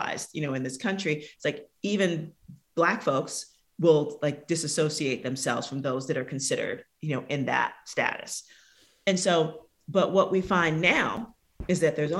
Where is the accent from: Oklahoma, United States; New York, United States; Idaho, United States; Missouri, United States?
New York, United States; New York City; I'm from the South Bronx in New York City.